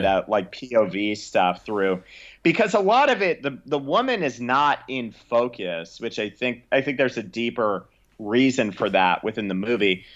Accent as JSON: {"language": "English", "town": "Tucson", "region": "Arizona", "country": "United States", "tie": "born or raised there", "said": "Tucson, which is my, my hometown"}